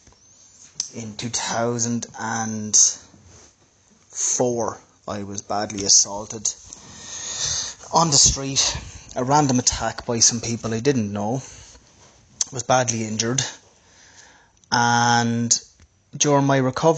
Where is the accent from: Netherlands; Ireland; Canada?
Ireland; I'm from Ireland.